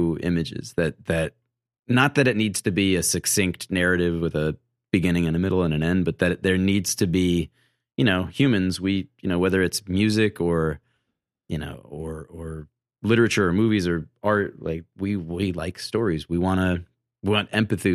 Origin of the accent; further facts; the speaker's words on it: Massachusetts, United States; moved away as an adult; now in Brooklyn, United States; I grew up in Massachusetts, but my dad was from Brooklyn